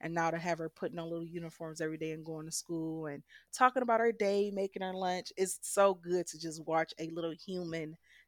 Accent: Detroit, Michigan, United States; I was born in Michigan, and I was raised in Detroit, Michigan. I grew up on the west side, southwest Detroit, and then I went to school up north at Ferris State.

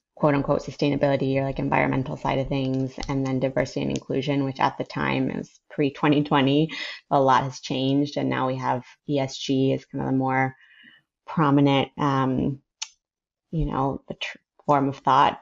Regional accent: Ecuador; moved away as an adult; also born or lived in San Francisco, United States / New Orleans, United States; now in United States; I was born in San Francisco, moved to New Orleans when I was four, and then when I was eight, we moved to Ecuador, which is where my dad's family is. I grew up there. I went to high school there, finished high school, and then moved to the U.S.

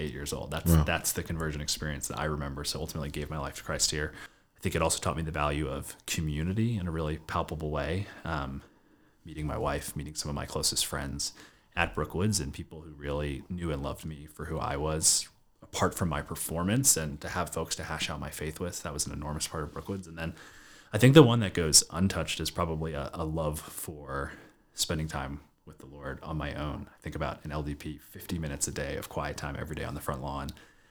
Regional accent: Baltimore, Maryland, United States; We grew up in downtown Baltimore

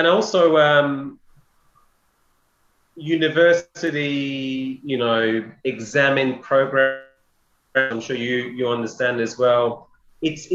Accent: London, United Kingdom; I'm from London and I'm from King's.

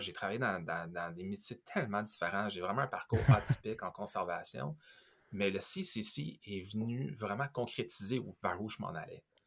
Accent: Quebec / Montreal, Canada; also born or lived in Ontario; je suis de Québec, je suis de Montréal

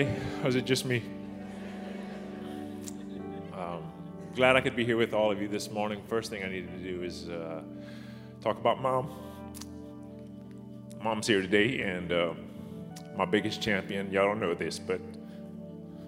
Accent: near Ville Platte, Louisiana, United States; also born or lived in Opelousas, Louisiana; I had a Ville Platte address

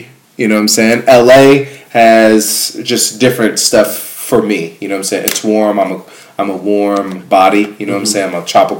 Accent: Ghana; moved away; I'm from Ghana.

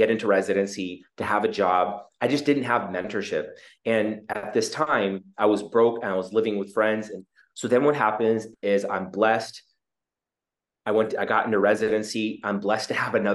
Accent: Juneau, Alaska, United States; moved away; also born or lived in Seattle, Washington / Mangalore, India; I was born in Juneau, immigrant parents from South India

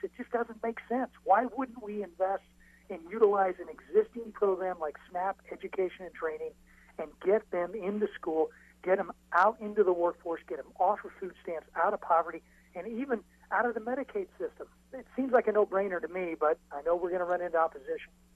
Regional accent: Illinois, United States; my home state of Illinois

